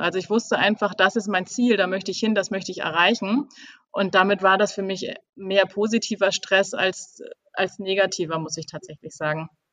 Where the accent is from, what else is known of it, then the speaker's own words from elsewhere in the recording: Kiel, Schleswig-Holstein, Germany; moved away as an adult; now in Hamburg, Germany; ich komme eigentlich aus Kiel